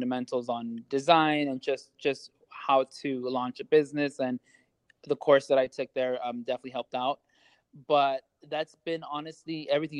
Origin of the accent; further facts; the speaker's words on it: Los Angeles, California, United States; now in Las Vegas, United States; I'm originally from California.